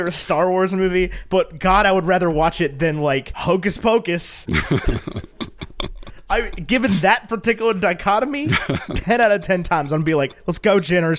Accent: United States; I'm American.

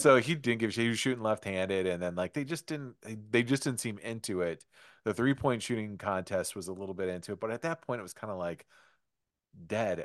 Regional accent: Detroit, Michigan, United States; growing up in Detroit, I grew up with the Bad Boy Pistons.

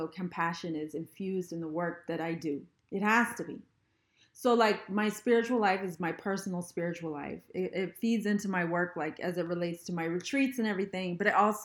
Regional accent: Canada; my experience traveling as a Canadian

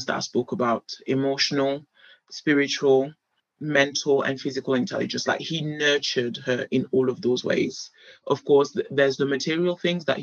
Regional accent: United Kingdom; I grew up in Europe, I'm a British girl

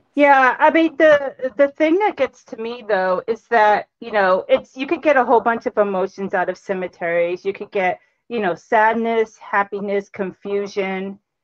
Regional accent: Cambridge, Massachusetts, United States; also born or lived in Boston; I grew up in Cambridge, and I've been here ever since.

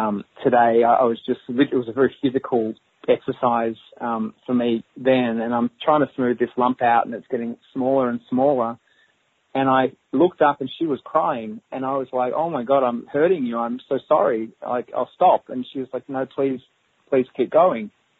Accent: Australia; I'm from Australia

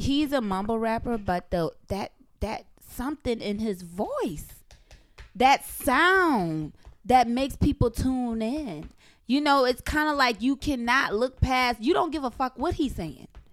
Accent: the South, Southern United States, United States; I'm a Southern belle

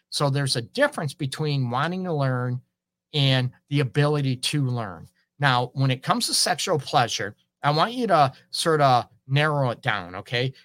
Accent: Port Huron, Michigan, United States; now in Detroit, United States; I grew up in Port Huron

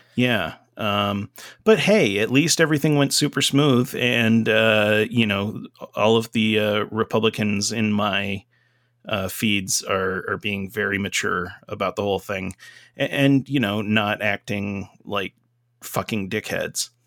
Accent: Dublin, Georgia, United States; now in Rochester, United States; I'm from Lawrence County, Dublin, Georgia

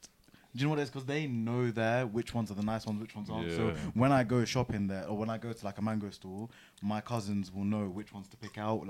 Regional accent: London, United Kingdom; I grew up here. I grew up in London, West London to be exact. I mean, I could go even more deeper. Acton, Ealing.

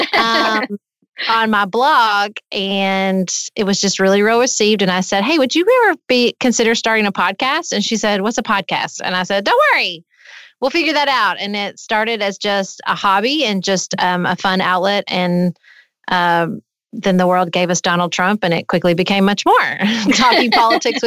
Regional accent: Paducah, Kentucky, United States; also born or lived in Lexington, Kentucky / Washington, D.C.; I grew up in Paducah, Kentucky

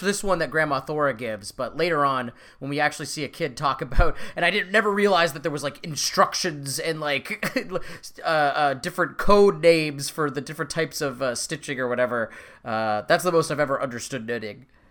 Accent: Canada; we're Canadian

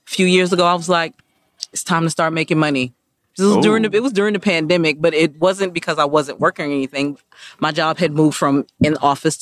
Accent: Charleston, South Carolina, United States; also born or lived in New York; now in Charlotte, United States; I was born in New York, but I was raised in Charleston, South Carolina

